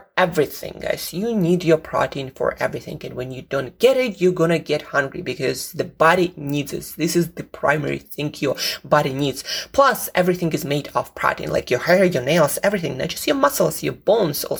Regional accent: Russia; now in United Kingdom; I'm from Russia

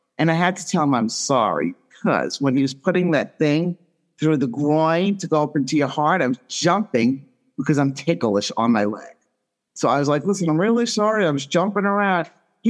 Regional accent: Long Island, New York, United States; Long Island.

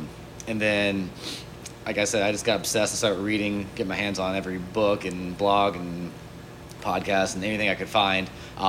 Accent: Kentucky, United States; moved away; I'm from Kentucky.

